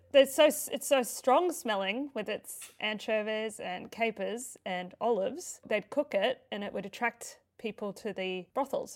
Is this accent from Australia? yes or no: yes; Queensland, Australia; I grew up in Queensland